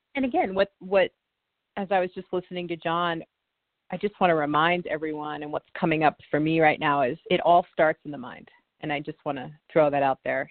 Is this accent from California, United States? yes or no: no; Indiana, United States; there's a lake that I used to go to as a child growing up in Indiana